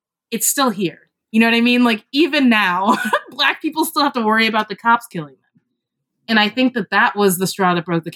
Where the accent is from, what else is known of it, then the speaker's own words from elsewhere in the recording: Kentucky, United States; I'm from Kentucky